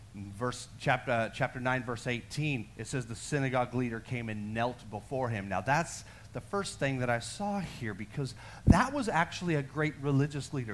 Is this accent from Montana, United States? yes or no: no; Texas, United States; I'm, am a Texan. I'm a full blooded Texan.